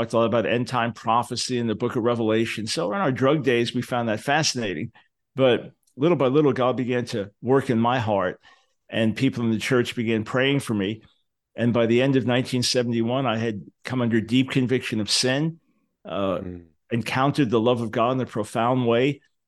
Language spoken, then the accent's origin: English; Long Island, New York, United States; Yeah, I was born in 1955 in New York City. Moved to Long Island a few years after that.